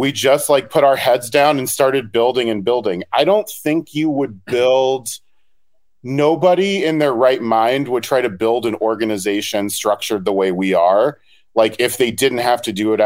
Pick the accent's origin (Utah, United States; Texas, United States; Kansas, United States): Texas, United States; Houston; I'm from Houston originally